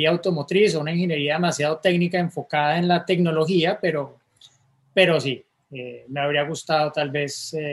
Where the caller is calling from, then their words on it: Mexico City, Mexico; soy de la Ciudad de México